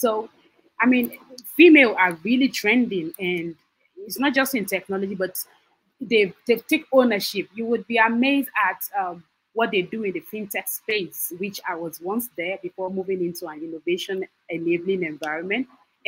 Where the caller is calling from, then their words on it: Lagos, Nigeria; I'm calling from Lagos, Nigeria.